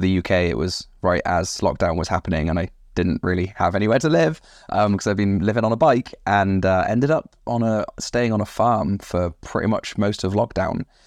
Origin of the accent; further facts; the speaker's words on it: West Country, South West England, United Kingdom; moved away as an adult; also born or lived in United States; I'm originally from the West Country